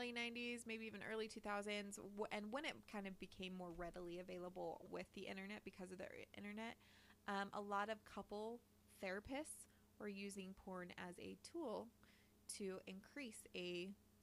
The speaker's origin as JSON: {"language": "English", "region": "Utah", "country": "United States", "said": "we're recording from Utah. We're from Utah. We're a fucking weird-ass state"}